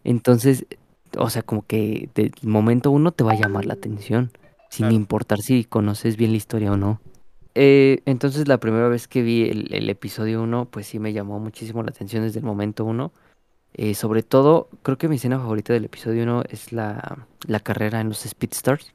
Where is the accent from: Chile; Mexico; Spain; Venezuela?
Mexico; como mexicanos